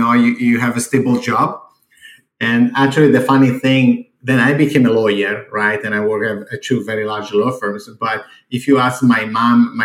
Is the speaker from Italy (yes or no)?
yes; Italy; English is a second language; moved away as an adult; also born or lived in San Diego; I'm born and raised in Italy